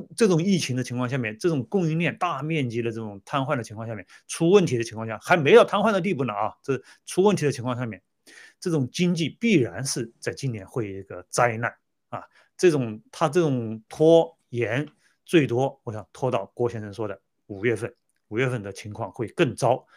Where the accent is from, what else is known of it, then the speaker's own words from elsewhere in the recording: China; moved away; 我们中国人